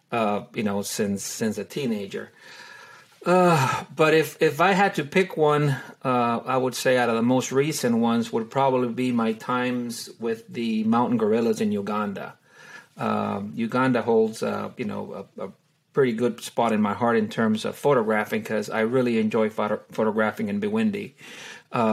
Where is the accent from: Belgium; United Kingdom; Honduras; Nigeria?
Honduras; now in Texas, United States; I was born and raised in Honduras. I'm originally from Honduras.